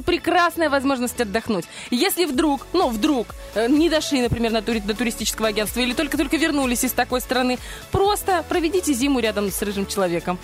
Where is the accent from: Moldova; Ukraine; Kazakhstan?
Moldova; Dnestrovsk, Transnistria; moved away; у меня в школе, в, я из Днестровска, в школе, во второй